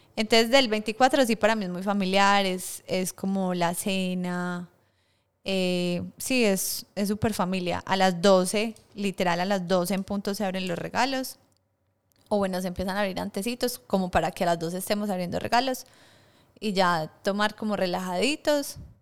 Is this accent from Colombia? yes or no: yes; Colombia; moved away; somos muchas colombianas